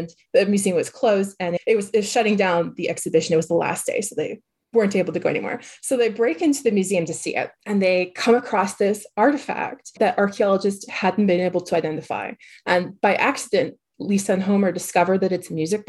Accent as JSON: {"language": "English", "region": "Quebec", "country": "Canada", "tie": "born or raised there", "moved": "as an adult", "lives_now": "United States", "said": "I'm from Quebec, which has a different school system that resembles like the French school system"}